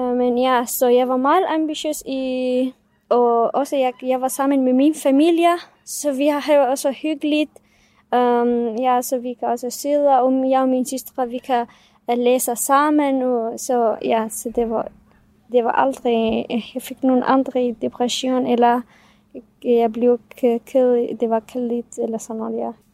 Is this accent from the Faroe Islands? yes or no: no; Syria; first language Kurdish; Danish is a second language; now in Denmark; vi er kurder fra Syrien, så vi taler kurdisk